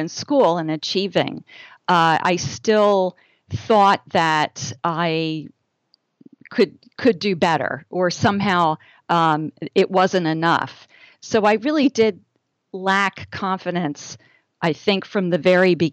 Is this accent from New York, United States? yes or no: no; New Jersey, United States; I am from the Northeast. I grew up in New Jersey